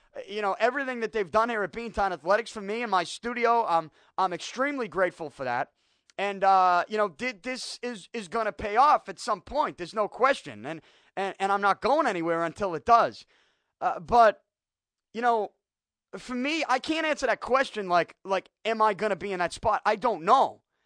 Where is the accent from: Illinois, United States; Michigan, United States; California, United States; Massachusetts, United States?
Massachusetts, United States; Boston; I grew up in Southie